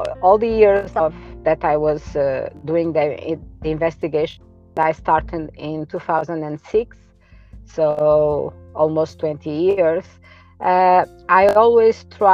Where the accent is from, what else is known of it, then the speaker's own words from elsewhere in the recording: Sintra, Lisbon, Portugal; Near Lisbon. I'm from Sintra